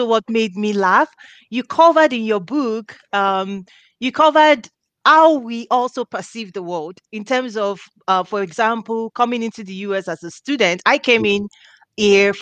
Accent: Nigeria; now in United States; I'm originally from Nigeria

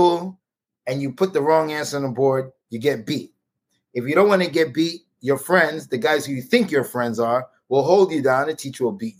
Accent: New York City, New York, United States; born and raised in Brooklyn

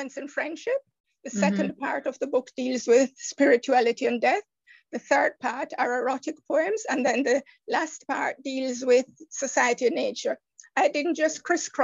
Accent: Jamaica; moved away; I'm from the Caribbean island of Jamaica.

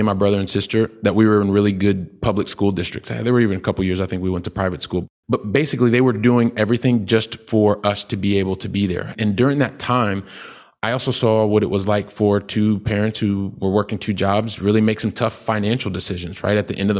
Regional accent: Columbus, Ohio, United States; born there; also born or lived in Colorado / Texas; I'm a guy from the Midwest. I was born in Columbus, Ohio. By the time I was 12, my family, we'd lived in like three different states, Ohio, Colorado, Texas.

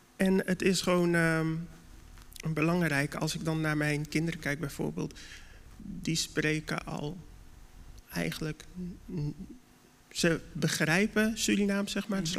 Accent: Dordrecht, South Holland, Netherlands; als Dordtenaar zijnde

